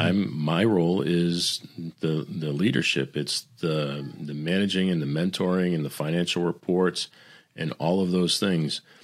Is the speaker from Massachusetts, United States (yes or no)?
yes; Boston, Massachusetts, United States; I'm, I'm Italian. I'm from Boston